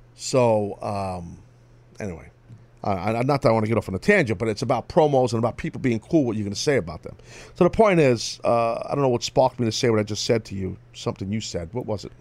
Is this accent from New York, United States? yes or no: yes; New York City, New York, United States; in my hometown